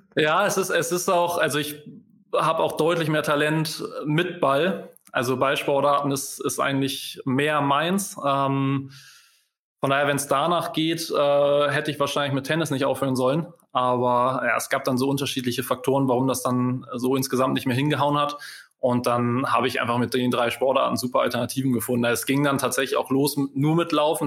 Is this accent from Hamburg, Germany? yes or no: yes; Hamburg, Germany; Als Hamburger